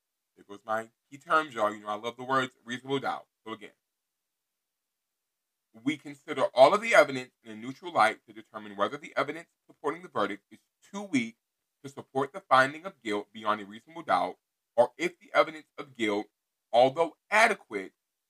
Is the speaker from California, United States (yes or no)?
yes; Los Angeles, California, United States; now in Texas, United States; I'm from South Central Los Angeles, California. I was extradited to Texas in February of 2003